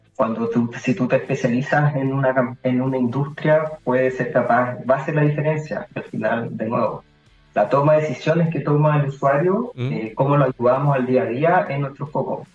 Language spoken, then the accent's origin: Spanish; Curicó, Maule, Chile; moved away; also born or lived in Santiago; yo soy de Curicó